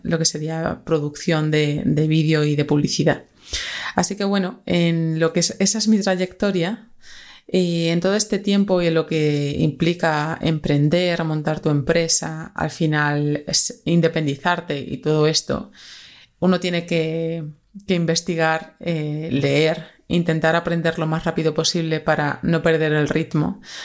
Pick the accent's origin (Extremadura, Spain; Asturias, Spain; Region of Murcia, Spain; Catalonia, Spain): Extremadura, Spain; moved away as an adult; now in Madrid, Spain; soy una extremeña que ya lleva 10 añitos, bueno, más de 10 añitos ya en Madrid